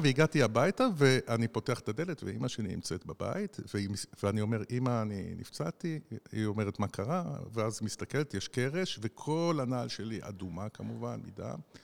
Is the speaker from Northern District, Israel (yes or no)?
yes; Nahariya, Northern District, Israel; עברתי באתר בנייה בדרך מבית הספר בנהריה, גדלתי בנהריה